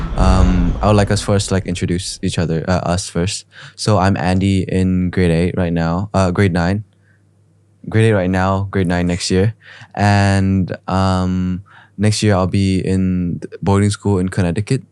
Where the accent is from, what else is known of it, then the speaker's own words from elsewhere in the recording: Ho Chi Minh City, Vietnam; I was born in Saigon